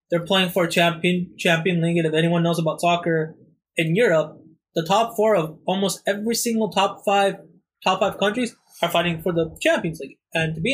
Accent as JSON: {"language": "English", "country": "United States", "said": "I'm American"}